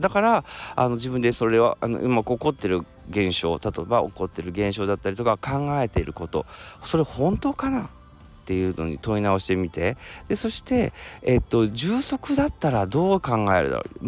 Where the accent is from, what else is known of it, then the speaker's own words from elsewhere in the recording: Kansai, Japan; accent: Kansai dialect; ちょっと関西弁出ちゃいました